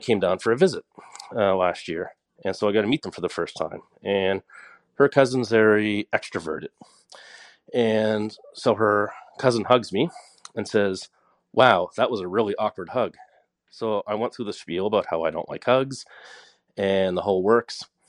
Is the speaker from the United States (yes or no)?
no; Nova Scotia, Canada; I'm from Nova Scotia